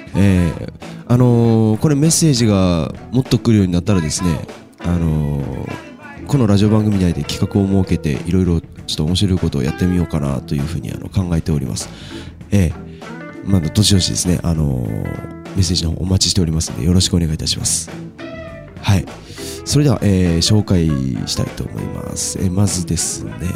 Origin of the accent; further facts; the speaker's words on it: Takachiho, Miyazaki, Japan; 僕もあの高千穂出身なんですね